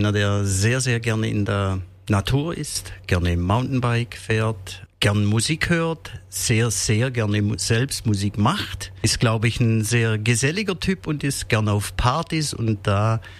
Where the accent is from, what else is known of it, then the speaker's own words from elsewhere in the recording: Heuberg, Baden-Württemberg, Germany; versucht, irgendwo die Aufnahmen von den beiden Welten, südliches Afrika und meiner Heimat äh, Heuberg, zu vereinen.